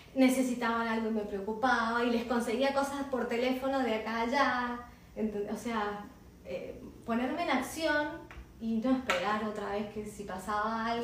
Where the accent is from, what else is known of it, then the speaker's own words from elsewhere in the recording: San Rafael, Mendoza, Argentina; moved away; Yo soy de San Rafael, me vengo a vivir acá